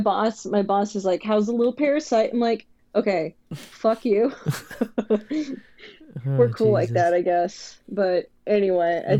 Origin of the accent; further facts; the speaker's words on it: Bay Area, California, United States; I grew up in the Bay Area